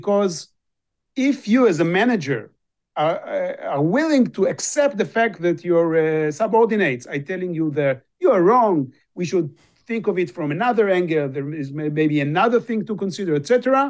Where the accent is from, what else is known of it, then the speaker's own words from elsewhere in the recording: Israel; English is a second language; And, I come from Israel. Israel is well known as the startup nation.